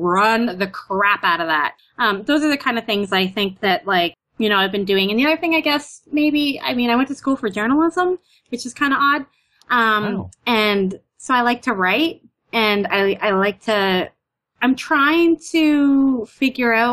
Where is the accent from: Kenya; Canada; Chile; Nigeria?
Canada; accent: Canadian; now in New York, United States; I'm Canadian